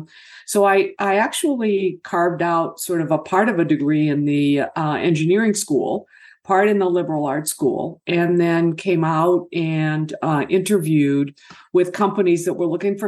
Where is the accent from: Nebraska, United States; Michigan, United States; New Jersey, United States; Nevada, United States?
Michigan, United States; my folks ended up here in Michigan